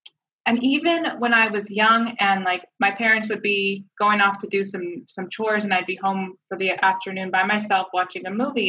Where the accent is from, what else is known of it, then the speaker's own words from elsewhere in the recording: Canada; I'm Canadian, so we moved around up there